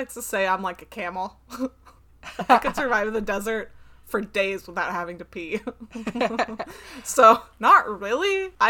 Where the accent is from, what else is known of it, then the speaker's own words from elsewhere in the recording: Oregon, United States; And then we ended up in Oregon.